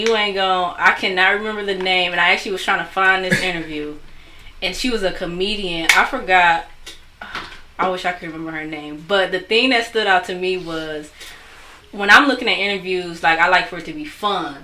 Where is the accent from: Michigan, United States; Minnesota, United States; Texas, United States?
Michigan, United States; Taylor; also born or lived in Detroit, Michigan; I'm from Detroit, but I grew up in Taylor, actually